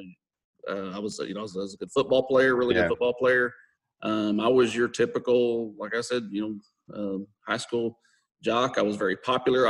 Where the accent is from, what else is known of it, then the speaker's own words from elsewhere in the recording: Texas, United States; I'm born and raised Texas.